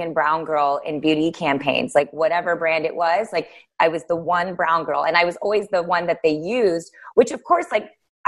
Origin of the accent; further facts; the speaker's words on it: Texas, United States; I live in Texas. I'm here now at home now